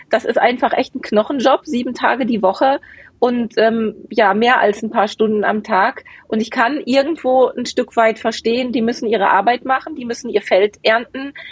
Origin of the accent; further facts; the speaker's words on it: Bochum, North Rhine-Westphalia, Germany; Meine Heimat. Meine alte Heimat.